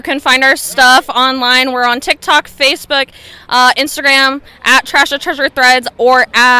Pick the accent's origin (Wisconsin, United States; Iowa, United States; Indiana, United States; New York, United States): Indiana, United States; Shelbyville; We are from central Indiana, down in Shelbyville, Indiana. We're about 361 miles from home.